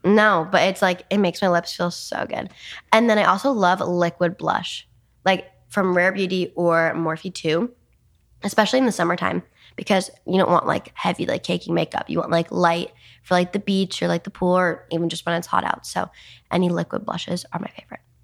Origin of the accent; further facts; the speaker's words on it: New Jersey, United States; moved away as an adult; also born or lived in New York City; now in Los Angeles, United States; I was born in New York City and raised in New Jersey